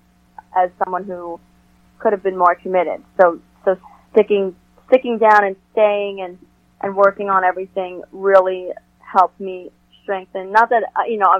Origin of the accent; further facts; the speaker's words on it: New York, United States; as a New Yorker